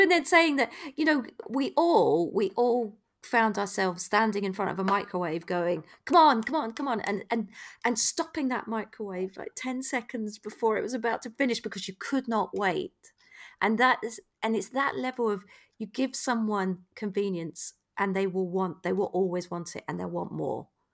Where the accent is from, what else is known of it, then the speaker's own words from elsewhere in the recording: United Kingdom; we as British people